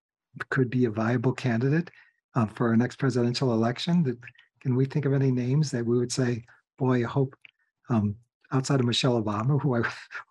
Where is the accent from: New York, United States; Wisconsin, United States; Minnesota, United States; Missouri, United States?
Minnesota, United States; I'm from Minnesota